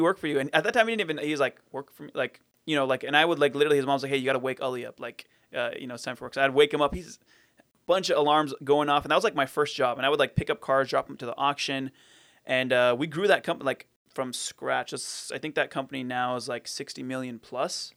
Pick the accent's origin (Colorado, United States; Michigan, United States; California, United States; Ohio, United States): California, United States; Fountain Valley; I was born and raised in Fountain Valley